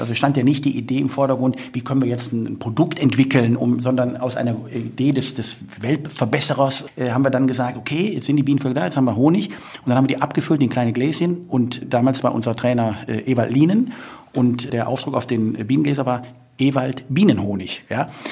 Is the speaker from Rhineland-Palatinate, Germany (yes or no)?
no; Leverkusen, North Rhine-Westphalia, Germany; now in Cologne, Germany; ich bin in Leverkusen geboren